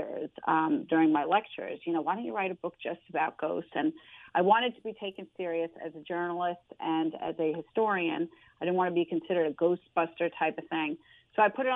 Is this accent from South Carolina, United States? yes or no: no; Huntington, New York, United States; I'm from Huntington, which is very historic